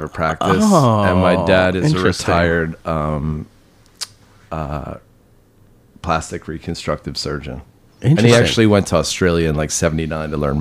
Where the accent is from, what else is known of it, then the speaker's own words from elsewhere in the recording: New York City, New York, United States; also born or lived in Brooklyn / Fort Knox / Westchester / Hamptons; I was born in Hell's Kitchen at a hospital called St. Clair's that's not there anymore. Fifth generation New Yorker.